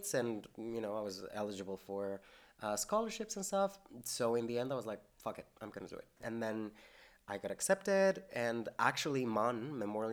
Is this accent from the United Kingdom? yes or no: no; Metepec, State of Mexico, Mexico; moved away as an adult; also born or lived in Corner Brook, Canada; now in St. John's, Canada; I am from Metepec. Like, it's a very small town in Mexico